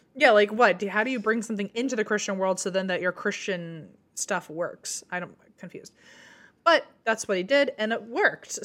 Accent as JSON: {"language": "English", "town": "Fredericksburg", "country": "United States", "tie": "born or raised there", "said": "My hometown name, we're called Frederick's Burgers"}